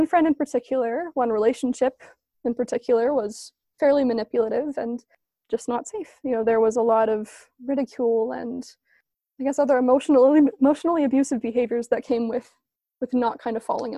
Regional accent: East Coast, United States; now in Orem, United States; I'm a grad student in Orem, Utah. I grew up on the East Coast from a military family of seven.

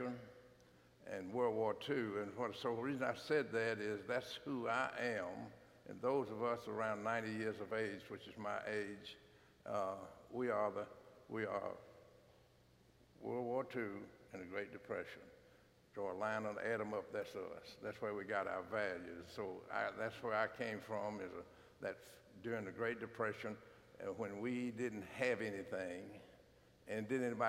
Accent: Franklin, United States; born and raised in Franklin, just like me

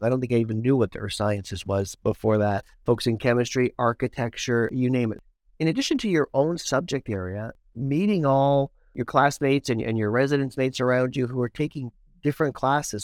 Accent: Toronto, Ontario, Canada; Growing up in Scarborough, one of my first jobs was being a lifeguard

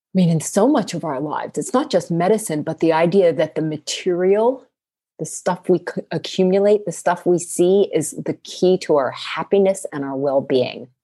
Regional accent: East Coast, United States; now in West Coast, United States; I grew up on the East Coast and now I live on the West Coast

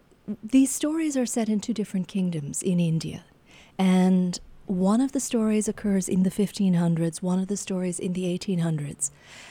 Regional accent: Canada; As a Canadian researching this

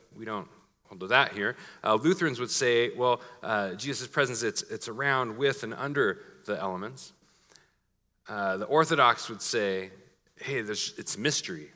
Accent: Portland, Oregon, United States; My hometown slogan was Keep Portland Weird.

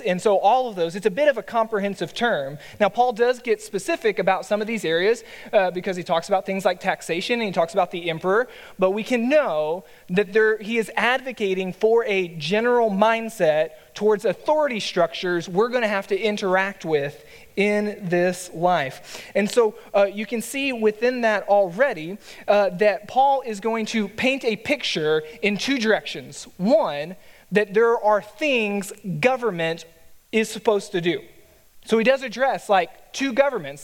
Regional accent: Texas, United States; a Texan by nature

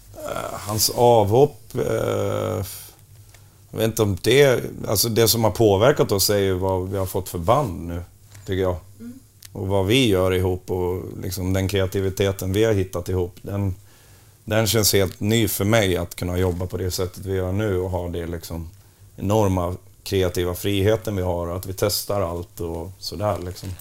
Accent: Borlänge, Dalarna County, Sweden; jag kommer ju från Borlänge och inte Bronx

